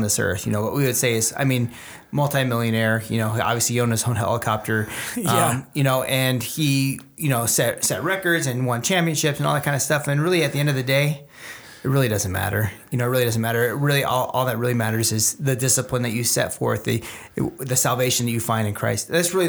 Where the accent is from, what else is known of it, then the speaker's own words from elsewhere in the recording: Los Angeles, California, United States; I grew up in Los Angeles, so I was a big Lakers fan